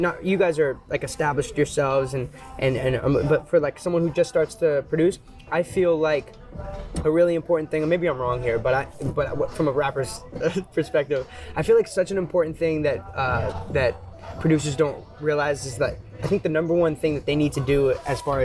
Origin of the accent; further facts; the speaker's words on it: Boston, Massachusetts, United States; now in San Francisco Bay Area, United States; I'm from the Bay, right? And before that, I'm from Boston